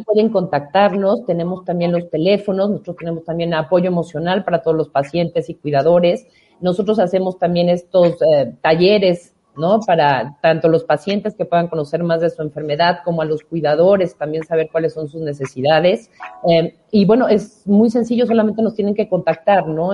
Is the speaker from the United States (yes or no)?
no; Mexico; nuestro país